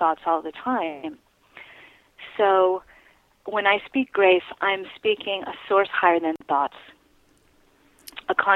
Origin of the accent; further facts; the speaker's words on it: New York City, New York, United States; I was raised in New York City, predominantly around very successful people